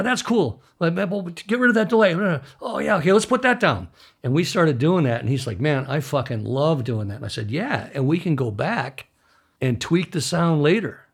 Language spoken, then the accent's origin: English; Midwest, United States; moved away; I grew up in the Midwest